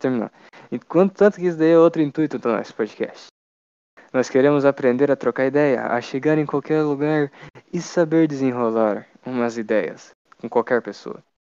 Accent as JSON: {"language": "Portuguese", "country": "Brazil", "said": "a gente é brasileiro"}